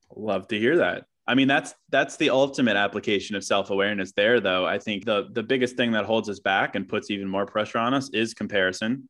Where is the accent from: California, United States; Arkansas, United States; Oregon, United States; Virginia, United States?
Virginia, United States; Charlottesville; now in Chicago, United States; I was born in Chicago, but moved to Virginia when I was like two. So I grew up in Charlottesville, Virginia, but now I'm back here.